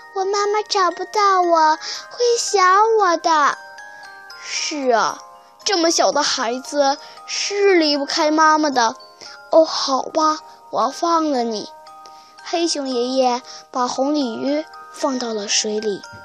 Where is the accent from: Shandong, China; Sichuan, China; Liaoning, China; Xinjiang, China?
Liaoning, China; Shenyang; 我来自辽宁省沈阳市